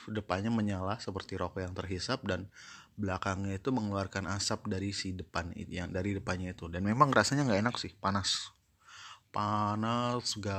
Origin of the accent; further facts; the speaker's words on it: Mesuji, Lampung, Indonesia; also born or lived in South Sumatra; kalau di kampung gue ya, di di di di Mesuji tepatnya di di Mesuji itu kalau dulu masih uh, masih bagian dari Kabupaten Tulang Bawang